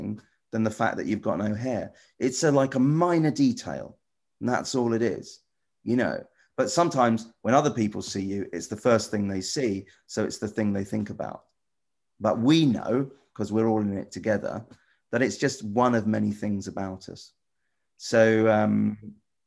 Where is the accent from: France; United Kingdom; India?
United Kingdom; near Wembley, London; I grew up near Wembley.